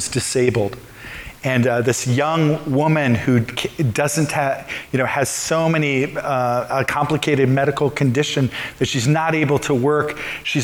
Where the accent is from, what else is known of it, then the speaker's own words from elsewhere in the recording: Midwest, United States; I grew up in the Midwest